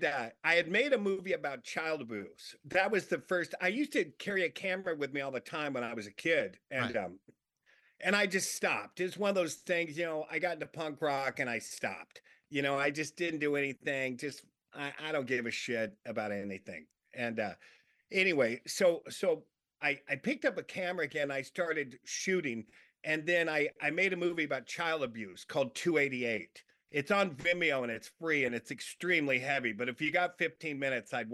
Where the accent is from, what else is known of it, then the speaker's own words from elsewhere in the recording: Long Beach, California, United States; I grew up in Long Beach, and it was, you know, the area that I grew up in, lower middle class